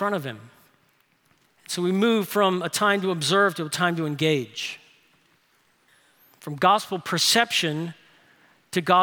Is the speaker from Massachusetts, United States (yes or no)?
no; New Orleans, Louisiana, United States; my hometown in New Orleans